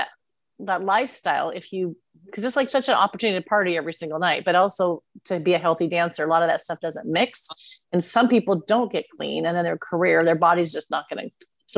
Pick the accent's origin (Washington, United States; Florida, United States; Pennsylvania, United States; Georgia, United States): Washington, United States; moved away; I grew up in Washington